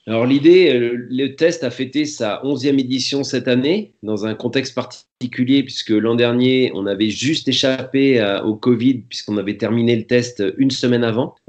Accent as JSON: {"language": "French", "town": "Nantes", "region": "Pays de la Loire", "country": "France", "moved": "yes", "lives_now": "the Alps, France", "said": "j'étais de Nantes"}